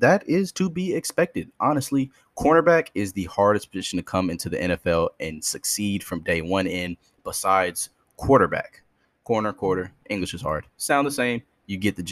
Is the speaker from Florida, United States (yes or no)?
no; Detroit, Michigan, United States; I'm from Detroit